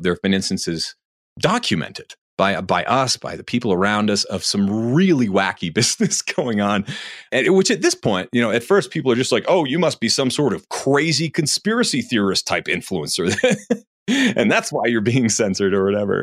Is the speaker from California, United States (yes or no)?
no; New Hampshire, United States; I'm from New Hampshire